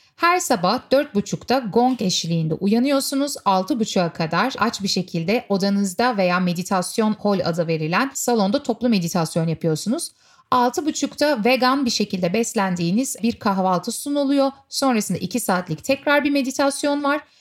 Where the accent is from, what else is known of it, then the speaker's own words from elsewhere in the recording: Istanbul, Turkey; Turkey, Istanbul.